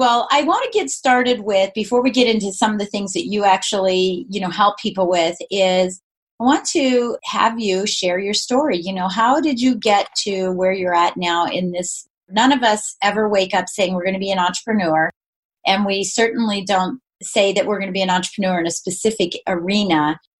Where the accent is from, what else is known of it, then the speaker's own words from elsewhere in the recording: Washington, District of Columbia, United States; So now it's also great that you're from Canada and I'm from Washington, D.C.